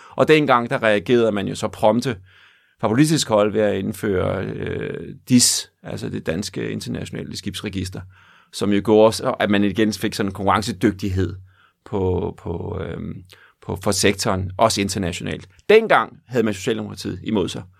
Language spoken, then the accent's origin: Danish; Denmark; vores identitet som danskere